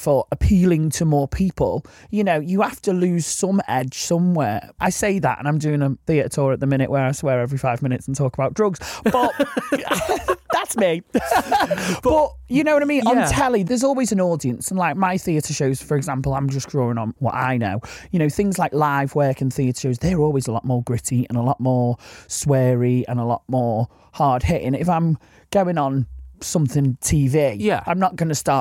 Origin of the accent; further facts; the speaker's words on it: Liverpool, North West England, United Kingdom; accent: Scouse; As a Scouser, something we say a lot is that's boss